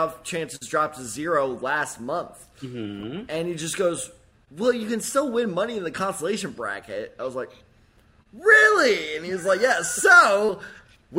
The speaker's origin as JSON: {"language": "English", "town": "St. Louis", "region": "Missouri", "country": "United States", "said": "I'm from St. Louis."}